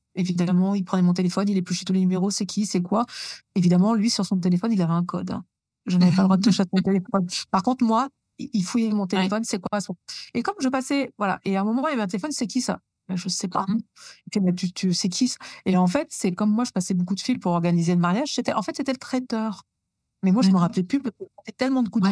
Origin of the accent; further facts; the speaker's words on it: Normandy, France; also born or lived in Chambéry, Savoie; on a quitté la Savoie pour venir vivre en Normandie. Donc, j'avais plus ou moins sept ans